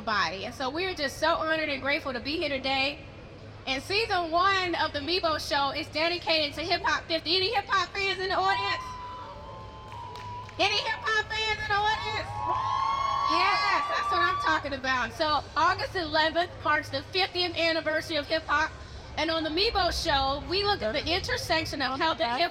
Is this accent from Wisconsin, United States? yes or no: no; Atlanta, Georgia, United States; I hail from Atlanta, Georgia